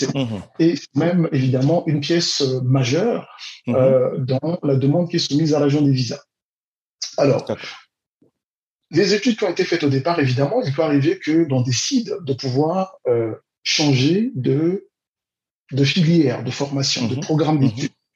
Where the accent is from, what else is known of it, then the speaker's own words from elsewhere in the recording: Brazzaville, Republic of the Congo; je suis né à, Brazzaville, au Congo-Brazzaville, mhm. en 1974